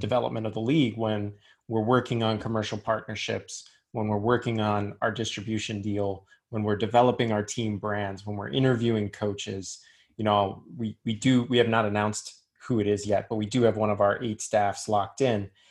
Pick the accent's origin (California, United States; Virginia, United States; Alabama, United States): Virginia, United States; Richmond; moved away; I'm from Richmond.